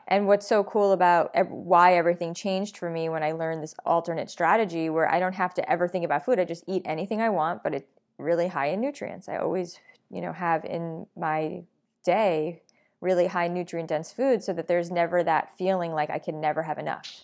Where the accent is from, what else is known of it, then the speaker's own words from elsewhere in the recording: New York, United States; I'm a New Yorker.